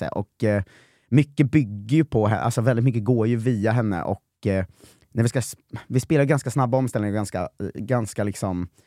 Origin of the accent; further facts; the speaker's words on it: Norrköping, Östergötland, Sweden; jag, jag ser ju vad som håller på att hända här och jag är från Norrköping, jag ska fan ta det här framåt.